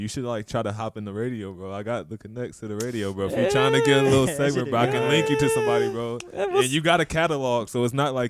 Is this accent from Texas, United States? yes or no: no; Orlando, Florida, United States; I'm from Orlando, Florida.